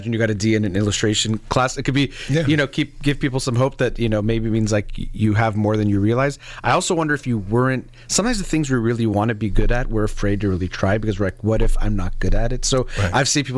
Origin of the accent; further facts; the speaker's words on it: United States; I was born here, actually